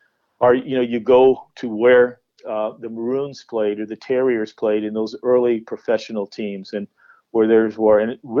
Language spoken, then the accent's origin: English; St. Louis, Missouri, United States; for us growing up in St. Louis